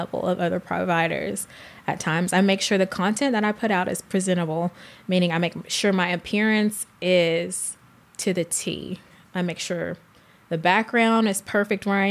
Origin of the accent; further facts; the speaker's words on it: North Carolina, United States; now in Dallas, United States; I'm originally from North Carolina